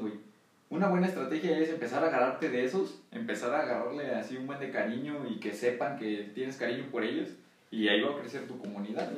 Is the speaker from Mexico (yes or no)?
yes; Mexico; aquí en México